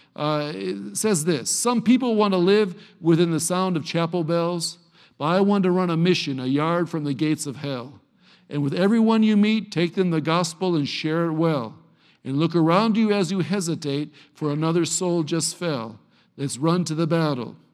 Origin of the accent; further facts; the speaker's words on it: Cleveland, Ohio, United States; Cleveland, Ohio